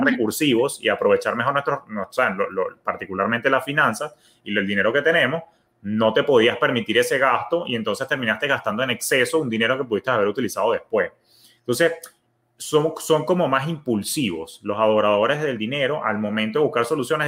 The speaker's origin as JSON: {"language": "Spanish", "country": "Venezuela", "moved": "yes", "lives_now": "United States", "said": "yo que soy de origen venezolano, tenemos una palabra, somos como que pichirres"}